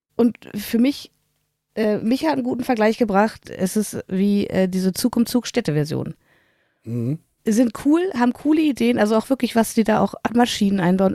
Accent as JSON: {"language": "German", "country": "Germany", "said": "als Deutscher"}